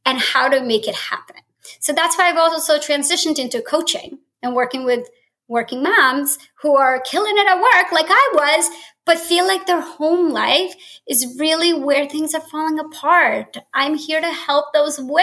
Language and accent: English; New Jersey, United States; moved away as an adult; I grew up in Jersey and moved across country after college